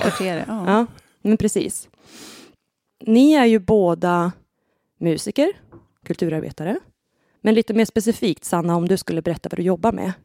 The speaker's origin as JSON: {"language": "Swedish", "town": "Härskog", "region": "Västernorrland County", "country": "Sweden", "said": "jag kommer ju från Härskog som är grannbyn till Nora"}